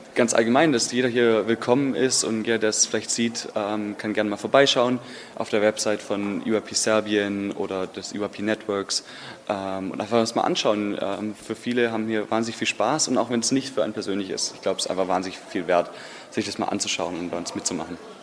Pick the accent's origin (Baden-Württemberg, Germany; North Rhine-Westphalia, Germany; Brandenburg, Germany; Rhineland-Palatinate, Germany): Baden-Württemberg, Germany; Stuttgart; ich bin aus Stuttgart in Deutschland